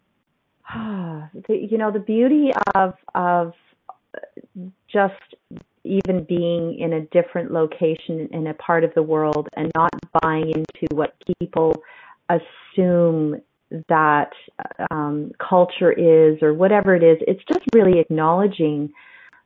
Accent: Canada; No, I'm not an American. I'm a Canadian.

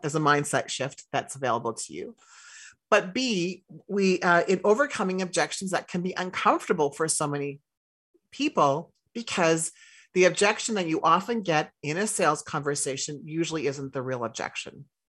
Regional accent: Saskatchewan, Canada; I grew up in Saskatchewan

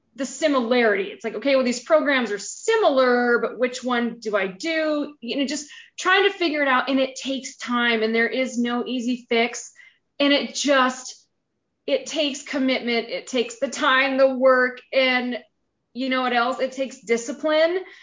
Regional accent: a small town in eastern Montana, United States; moved away as an adult; now in Bozeman, United States; I am from a small town in eastern Montana

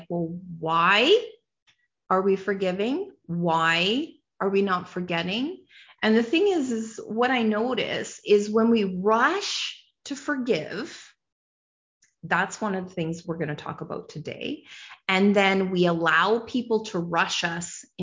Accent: Canada; as a nation, I'm a Canadian

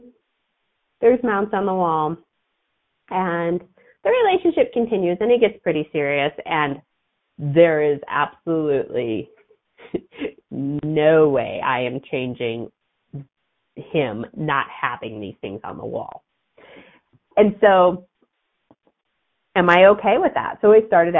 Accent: outside of Chicago, Illinois, United States; I grew up outside of Chicago.

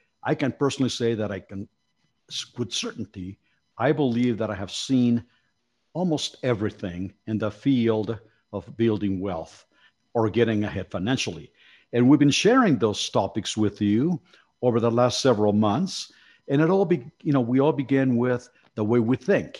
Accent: Mexico City, Mexico; moved away; I was born in Mexico City.

